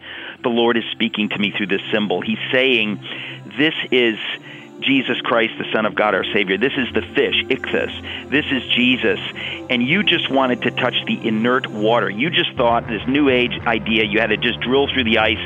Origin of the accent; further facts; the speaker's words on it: Danbury, Connecticut, United States; as I was growing up in Danbury, Connecticut, I did a ton of fishing.